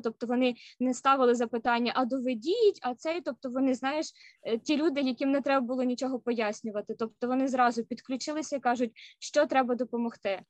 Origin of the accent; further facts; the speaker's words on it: Kyiv, Ukraine; moved away as an adult; now in Seattle, United States; я сама родом з Києва